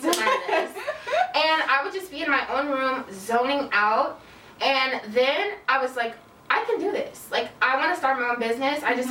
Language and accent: English; Kansas City, Missouri, United States; moved away; also born or lived in Chicago; I'm originally from Kansas City, Missouri.